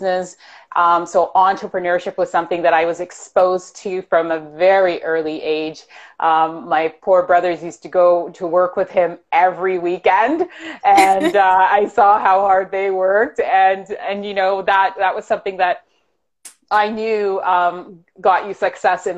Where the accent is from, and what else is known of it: Toronto, Ontario, Canada; born or raised there; also born or lived in Jamaica